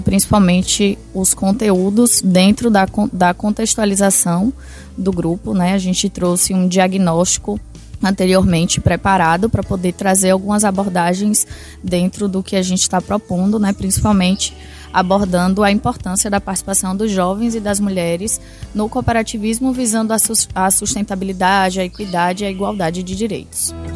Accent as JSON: {"language": "Portuguese", "region": "Bahia", "country": "Brazil", "said": "sou da Bahia"}